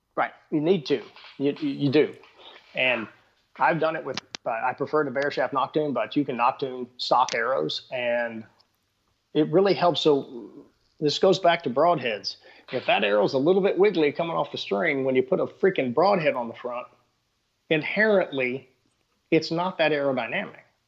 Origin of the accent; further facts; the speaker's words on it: Texas, United States; I'm from Texas